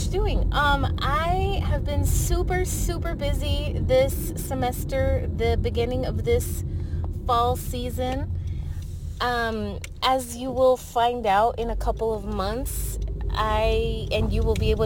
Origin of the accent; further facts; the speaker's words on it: El Paso, Texas, United States; I'm from El Paso, Texas.